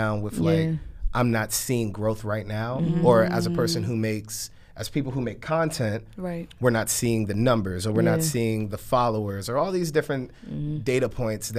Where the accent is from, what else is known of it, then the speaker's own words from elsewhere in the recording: Maryland, United States; moved away; also born or lived in Houston / Baltimore / New Orleans; We're from Maryland. We're closer to D.C.